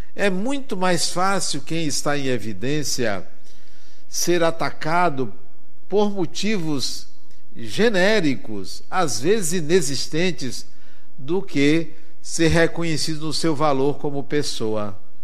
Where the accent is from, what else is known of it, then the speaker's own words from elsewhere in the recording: Brazil; Eu venho do Brasil, e onde eu moro é muito quente